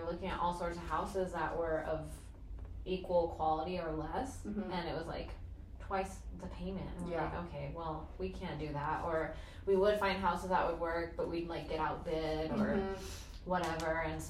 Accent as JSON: {"language": "English", "country": "United States", "also_born_or_lived": "Africa", "said": "being an American and a part of that hustle culture"}